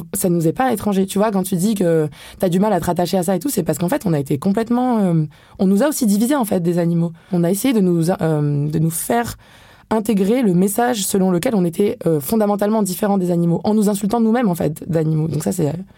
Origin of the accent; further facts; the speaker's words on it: France; je suis née en France en fait et je bénéficie du privilège de vivre en Europe